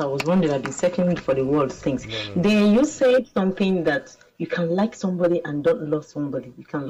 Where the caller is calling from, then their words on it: Maryland, United States; I'm calling from Lagos, Maryland.